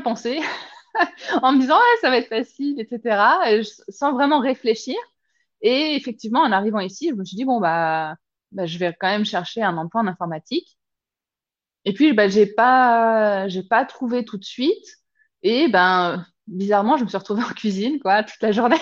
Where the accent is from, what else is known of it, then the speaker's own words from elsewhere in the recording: Lyon, Auvergne-Rhône-Alpes, France; moved away as an adult; also born or lived in Chartres / south of Paris / Bourg-en-Bresse / Clermont-Ferrand; now in Zurich, Switzerland; on a fini par s'établir sur Lyon.